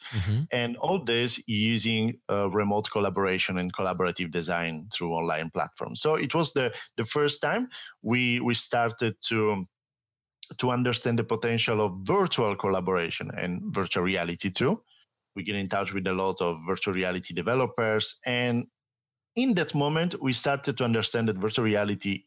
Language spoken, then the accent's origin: English; Italy; English is a second language; also born or lived in France / Austria; I'm Italian